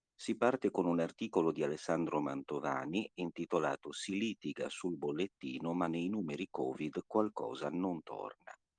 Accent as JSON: {"language": "Italian", "town": "Sassari", "region": "Sardinia", "country": "Italy", "tie": "born or raised there", "said": "dalla mia città natale, eh, a Sassari"}